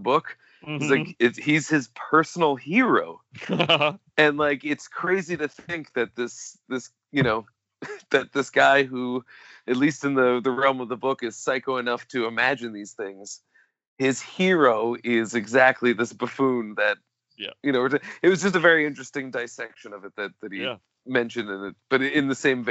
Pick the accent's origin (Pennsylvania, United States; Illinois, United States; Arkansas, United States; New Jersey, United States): New Jersey, United States; Where I grew up in Jersey looked like a slightly more urbanized version